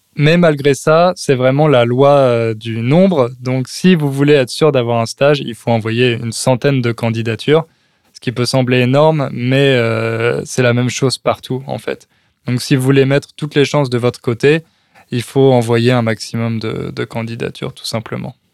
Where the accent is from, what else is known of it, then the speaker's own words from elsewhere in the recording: France; accent: French; j'ai toujours euh, mon accent français que je perdrai jamais.